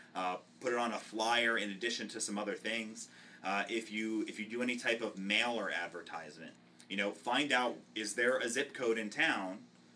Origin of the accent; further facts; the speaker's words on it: Tampa, Florida, United States; Yeah, I'm from Tampa too.